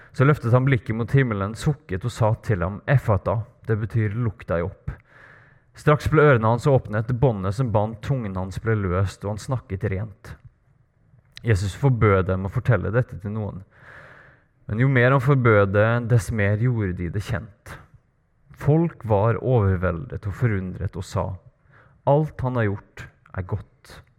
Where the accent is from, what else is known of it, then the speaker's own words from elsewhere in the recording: Trøndelag, Norway; accent: Trøndersk; moved away as an adult; now in Bergen, Norway; jeg er trønder